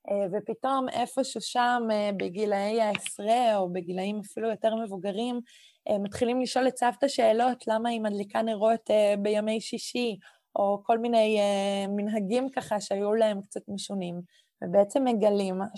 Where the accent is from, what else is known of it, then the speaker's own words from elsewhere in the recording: Catalonia, Spain; Hebrew is a second language; now in Israel; ופתאום פה אני ספרדיה, קטלונית, יהודייה. כלומר, יש פה איזשהו משולש שאני כל הזמן צריכה ככה לנוע בתוכו